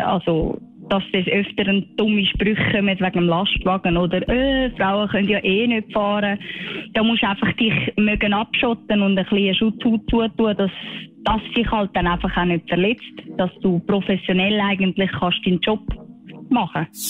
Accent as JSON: {"language": "German", "country": "Switzerland", "said": "Bei uns in der Schweiz"}